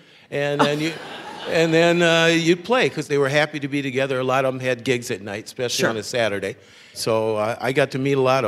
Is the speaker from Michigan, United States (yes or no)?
no; Minneapolis, Minnesota, United States; And so when I grew up in Minneapolis